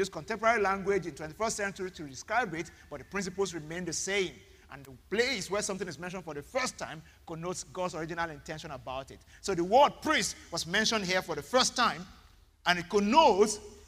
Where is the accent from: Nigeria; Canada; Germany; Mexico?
Nigeria; Ibadan, Oyo; now in Lagos, Nigeria; I grew up in Ibadan.